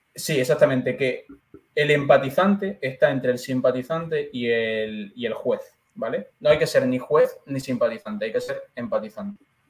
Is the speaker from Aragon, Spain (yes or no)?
no; Andalusia, Spain; now in Madrid, Spain; Me gusta ser natural de Andalucía